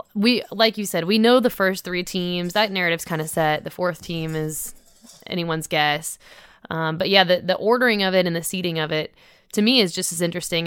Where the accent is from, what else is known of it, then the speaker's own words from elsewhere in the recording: North Carolina, United States; moved away; I grew up in North Carolina